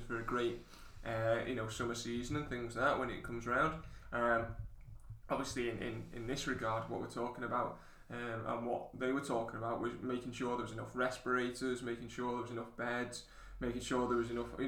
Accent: United Kingdom; as the British people

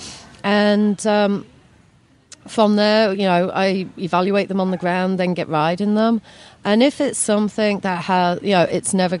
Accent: England, United Kingdom; moved away as an adult; now in United States; when I left school back in England a long time ago

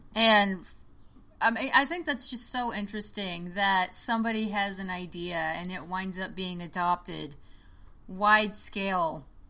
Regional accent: Oklahoma, United States; I grew up in Oklahoma, like rural mm. Oklahoma

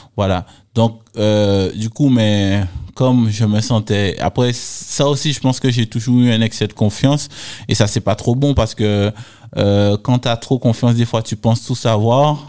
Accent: Les Abymes, Guadeloupe; je viens des Abîmes, euh, issu d'une famille modeste

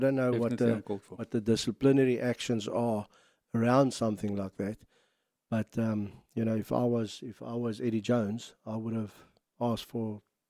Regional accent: South Africa; and as a South African

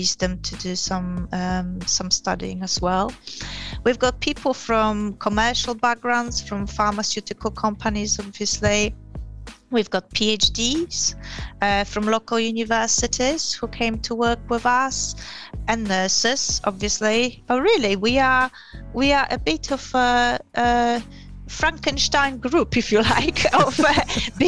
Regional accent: Poland; moved away as an adult; also born or lived in Yorkshire, England / London, England / Gillingham, England; now in England; I come from Poland originally. I have been in England probably longer than in Poland, lived in England longer than in Poland now.

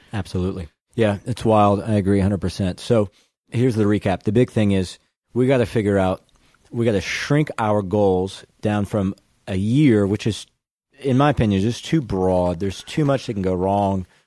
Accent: Baton Rouge, Louisiana, United States; now in Dallas, United States; I'm from Baton Rouge

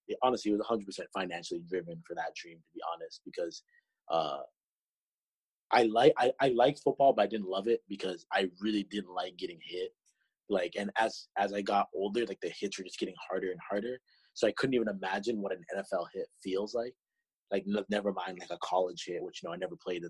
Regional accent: Toronto, Ontario, Canada; I was from Toronto, the closest team is Buffalo

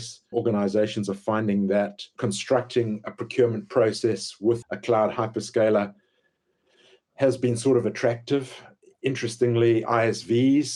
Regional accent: Zimbabwe; moved away as an adult; also born or lived in Pietermaritzburg, South Africa / West London, United Kingdom; I grew up in Zimbabwe

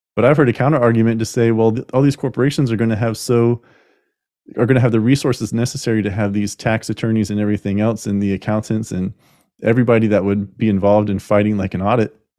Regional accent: United States; We are continuing as the American people

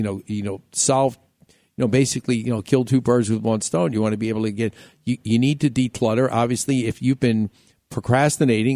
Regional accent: New York, United States; moved away; growing up in New York.

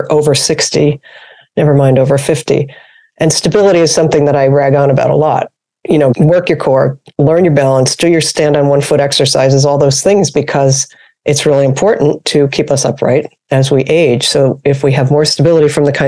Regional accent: New York, United States; I'm from New York.

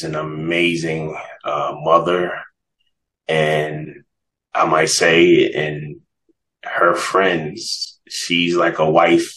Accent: New York, United States; moved away as an adult; now in Atlanta, United States; I actually lived here in Atlanta longer than I grew up in New York

